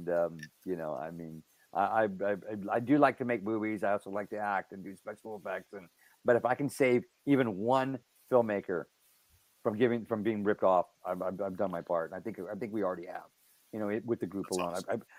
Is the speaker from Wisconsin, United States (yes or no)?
no; Helotes, Texas, United States; also born or lived in San Antonio; I was born in San Antonio, and then I grew up in Helotes, Texas.